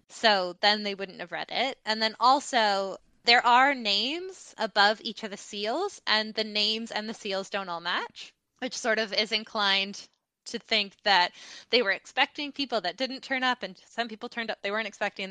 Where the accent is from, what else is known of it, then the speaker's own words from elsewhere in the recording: Canada; moved away; my home country of Canada